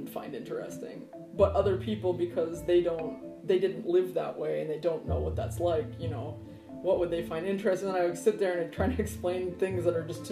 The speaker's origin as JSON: {"language": "English", "country": "United States", "said": "I'm American"}